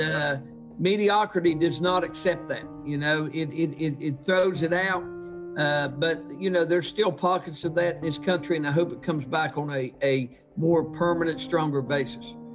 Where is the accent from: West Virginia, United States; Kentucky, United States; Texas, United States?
West Virginia, United States; St. Albans; growing up in St. Albans, West Virginia